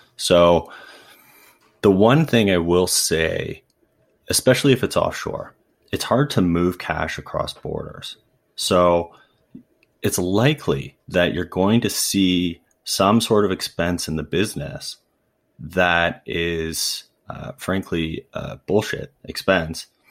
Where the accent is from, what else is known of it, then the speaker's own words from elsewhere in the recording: Ancaster, Ontario, Canada; I grew up in Ancaster, Ontario, which is just outside of Hamilton.